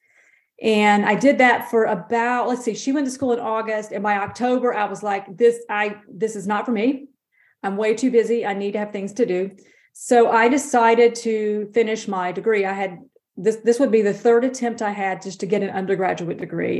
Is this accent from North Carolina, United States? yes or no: yes; Davidson County, North Carolina, United States; I'm born and raised a rural North Carolina girl.